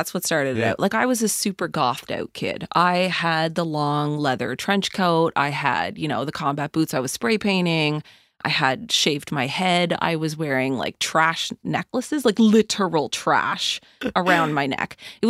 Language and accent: English; Kingston Peninsula, New Brunswick, Canada; now in Halifax, Canada; I mean, I went to school in Hampton. I grew up on the Kingston Peninsula.